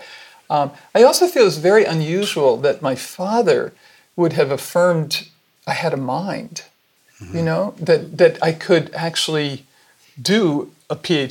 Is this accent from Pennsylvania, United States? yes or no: no; New York City, New York, United States; born there; New York City.